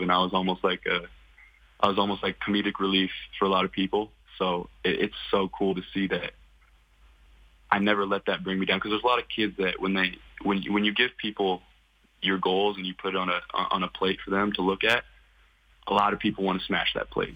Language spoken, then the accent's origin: English; Kelowna, British Columbia, Canada; I'm from Kelowna, British Columbia. Um, raised my whole life there.